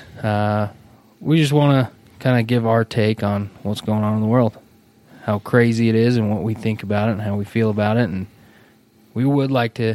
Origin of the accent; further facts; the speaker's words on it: Salt Lake City, Utah, United States; also born or lived in Las Vegas; born and raised in Salt Lake City, Utah.